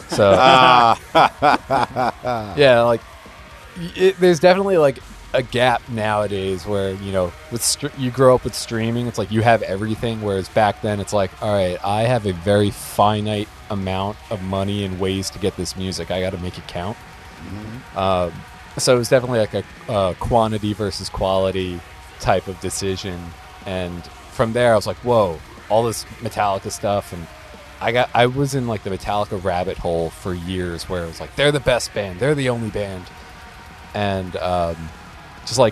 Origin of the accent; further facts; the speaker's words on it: New Jersey, United States; I'm from North Jersey, like just outside New York